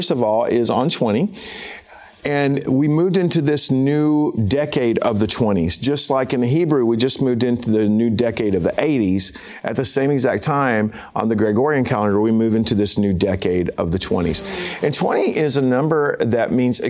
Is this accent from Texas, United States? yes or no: yes; Texas, United States; I'm from Texas